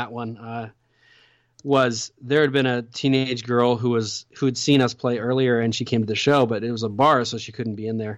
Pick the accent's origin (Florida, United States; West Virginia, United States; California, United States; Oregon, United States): Oregon, United States; my hometown in Oregon